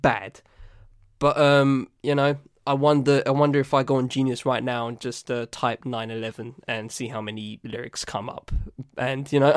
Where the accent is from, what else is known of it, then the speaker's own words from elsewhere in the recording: United Kingdom; accent: southern; I'm British. I don't live in Manchester. I live below, down south, as you can gather by my accent